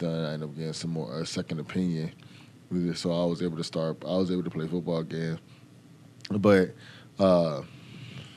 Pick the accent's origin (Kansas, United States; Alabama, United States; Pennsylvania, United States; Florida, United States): Florida, United States; Fort Lauderdale; also born or lived in Texas; I grew up in Fort Lauderdale, Florida